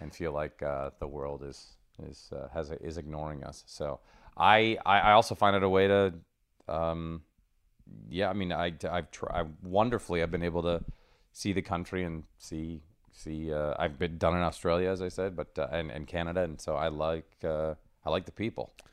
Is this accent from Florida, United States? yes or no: no; Seattle, Washington, United States; moved away; also born or lived in Rome, Italy / New Jersey; I grew up there